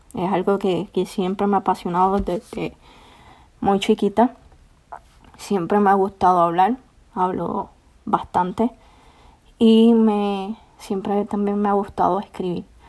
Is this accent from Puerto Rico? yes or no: yes; Puerto Rico; now in Florence, United States; Soy de Puerto Rico. Actualmente vivo en Florence, Alabama.